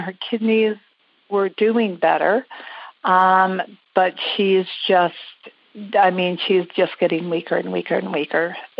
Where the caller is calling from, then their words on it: Las Vegas, Nevada, United States; I'm calling from Las Vegas.